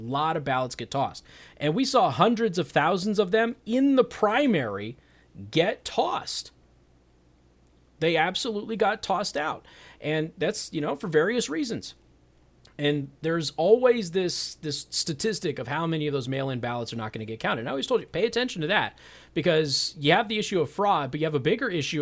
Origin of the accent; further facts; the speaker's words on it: Las Vegas, Nevada, United States; moved away; my hometown of Las Vegas.